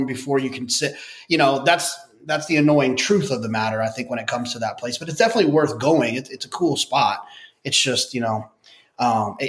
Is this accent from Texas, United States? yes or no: yes; Texas, United States; moved away; I'm from Texas